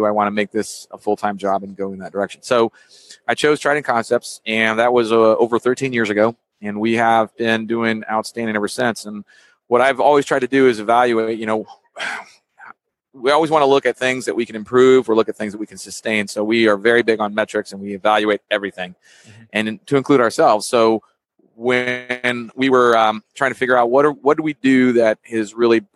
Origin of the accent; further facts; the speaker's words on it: Texas, United States; moved away as an adult; born and raised in Texas, I left for the Navy.